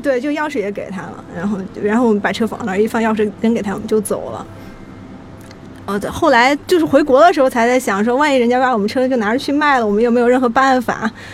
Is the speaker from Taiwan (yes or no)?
no; Chengdu, Sichuan, China; now in Shanghai, China; 因为我老家是成都的